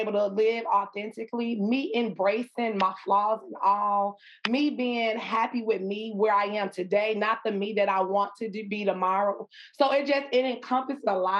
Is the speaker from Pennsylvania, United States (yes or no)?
no; Chicago, Illinois, United States; I am from the west side of Chicago, born and raised in Chicago